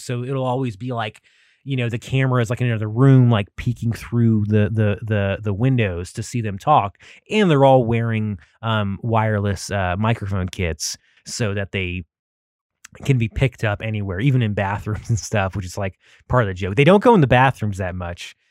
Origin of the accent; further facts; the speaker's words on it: United States; I am an American